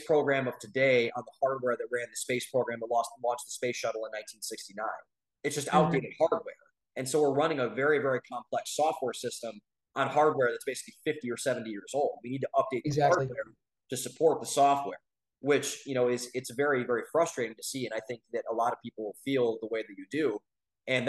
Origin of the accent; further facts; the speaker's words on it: Ohio, United States; we come from Ohio, we come from the Midwest